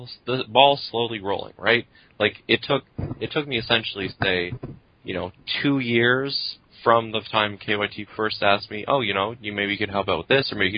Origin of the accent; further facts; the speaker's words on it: Quebec, Canada; moved away; I grew up in Quebec